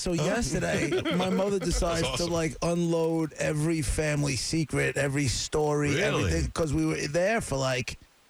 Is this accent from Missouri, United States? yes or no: no; Long Island, New York, United States; I grew up on Long Island in the suburbs.